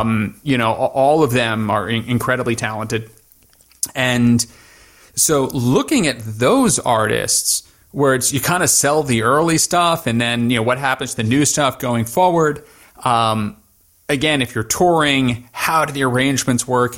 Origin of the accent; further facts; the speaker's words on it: New York, United States; moved away as an adult; also born or lived in Middle East; born and raised in New York